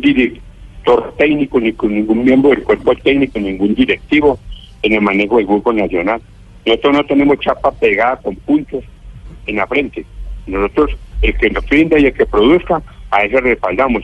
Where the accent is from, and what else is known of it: Colombia